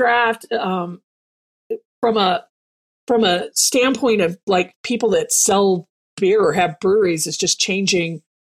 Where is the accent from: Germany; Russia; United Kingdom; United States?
Germany; moved away; growing up in Germany